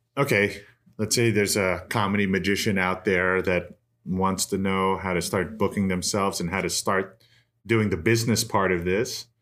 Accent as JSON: {"language": "English", "country": "United States", "said": "I'm from New York, New Jersey"}